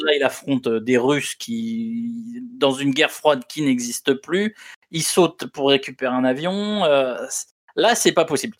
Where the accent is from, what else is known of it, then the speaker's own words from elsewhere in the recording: France; on est en France et qu'on est français